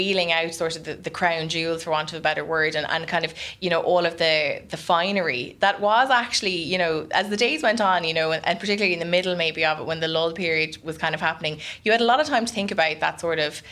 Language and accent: English; Ireland; as Irish reporters